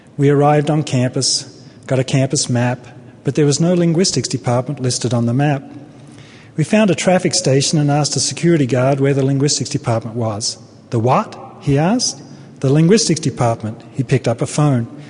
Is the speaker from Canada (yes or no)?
no; Australia; moved away as an adult; also born or lived in Brisbane, Australia; now in United States; I come from Australia